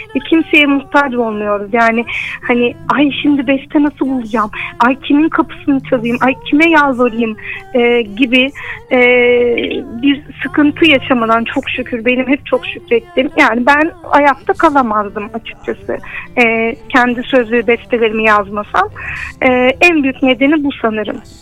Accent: Turkey; ben e, bu, bu topraklarda büyüdüm, bu coğrafyada yaşadım

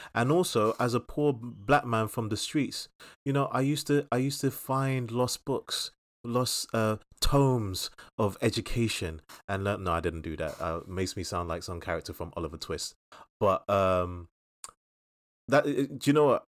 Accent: London, United Kingdom; us growing up in Southeast London

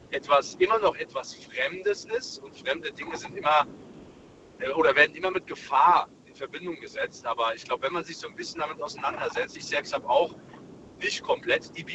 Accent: Germany; born there; ich bin hier in, in Deutschland geboren und äh, deswegen kenne ich natürlich auch beide Kulturen.

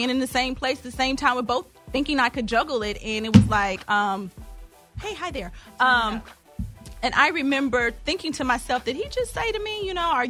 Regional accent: Kentucky, United States; I'm from Kentucky.

